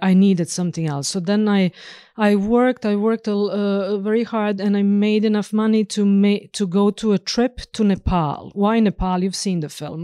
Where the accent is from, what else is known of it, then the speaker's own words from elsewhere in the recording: northern Serbia, Serbia; moved away as an adult; also born or lived in Bucharest, Romania; now in Norway; I was born and raised in Serbia, obviously. So, uh, uh, in northern part of Serbia